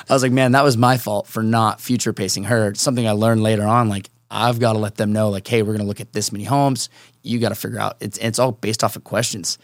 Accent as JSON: {"language": "English", "town": "Seattle", "region": "Washington", "country": "United States", "tie": "born or raised there", "also_born_or_lived": "Chicago", "moved": "yes", "lives_now": "San Diego, United States", "said": "born and raised in Seattle"}